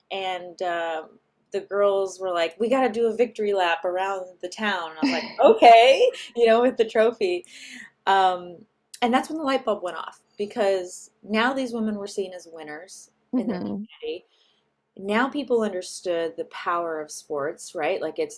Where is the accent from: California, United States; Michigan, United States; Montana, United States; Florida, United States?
California, United States; Yeah, so I'm from the Bay Area, so I'm